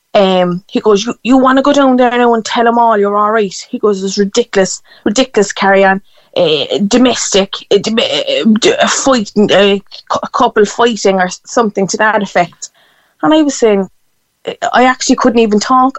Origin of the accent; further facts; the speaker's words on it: Cork, Munster, Ireland; I'm from Cork City